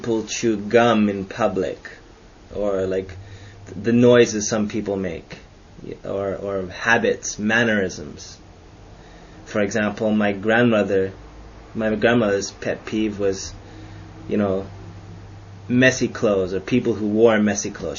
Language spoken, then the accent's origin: English; Canada; I'm Canadian